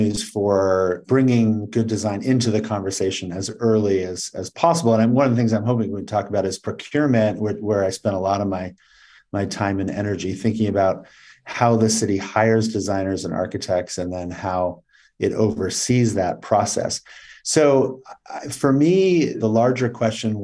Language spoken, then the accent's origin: English; Berkeley, California, United States; moved away; also born or lived in Los Angeles; I grew up in the San Francisco Bay Area in Berkeley